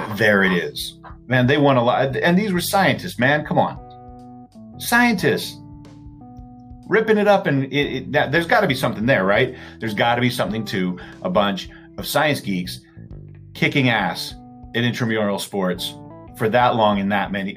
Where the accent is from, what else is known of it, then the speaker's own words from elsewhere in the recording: Salt Lake City, Utah, United States; growing up in Salt Lake